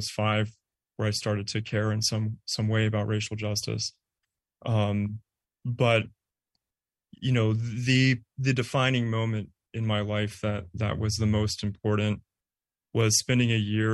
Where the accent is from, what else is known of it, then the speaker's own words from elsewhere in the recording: Bay Area, California, United States; moved away; also born or lived in Arizona; I'm from the Bay Area